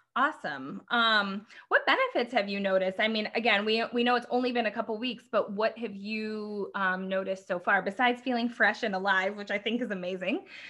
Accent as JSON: {"language": "English", "region": "Midwest", "country": "United States", "tie": "born or raised there", "said": "we grew up in the Midwest"}